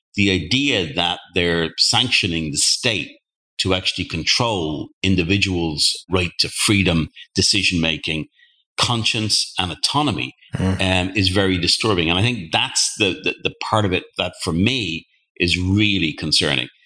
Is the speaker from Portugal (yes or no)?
no; Ireland; I'm from Ireland